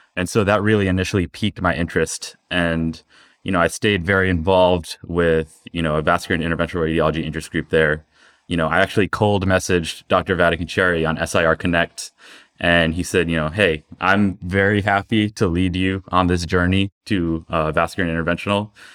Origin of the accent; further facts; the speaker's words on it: South Brunswick, New Jersey, United States; I was born and raised in New Jersey, in South Brunswick, New Jersey.